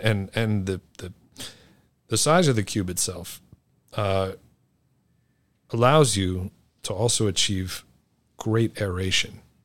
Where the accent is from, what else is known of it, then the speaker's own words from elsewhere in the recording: New York City, New York, United States; I grew up here in New York City